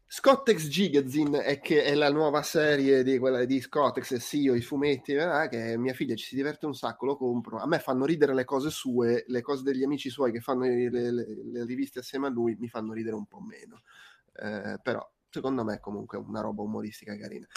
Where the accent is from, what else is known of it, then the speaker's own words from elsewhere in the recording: Abruzzo, Italy; moved away; io ogni tanto torno in Abruzzo